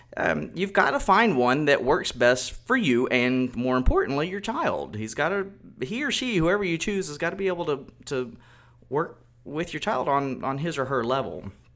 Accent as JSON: {"language": "English", "region": "Texas", "country": "United States", "tie": "born or raised there", "said": "I grew up in Texas, I've lived here my whole life"}